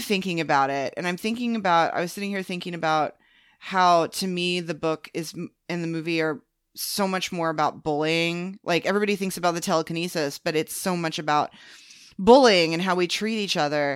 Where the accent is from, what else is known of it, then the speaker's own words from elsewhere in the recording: the Bible Belt, United States; growing up in the Bible Belt